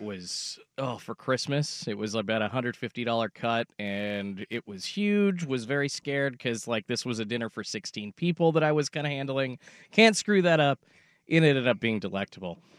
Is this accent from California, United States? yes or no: no; Oregon, United States; I'm born and raised in Oregon